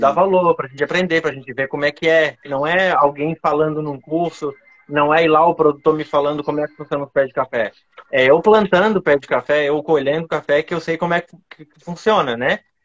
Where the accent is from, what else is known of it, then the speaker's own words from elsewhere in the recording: Florianópolis, Santa Catarina, Brazil; accent: Manezinho; sou de Floripa aqui mesmo. É, dá pra, vai dar para perceber pelo sotaque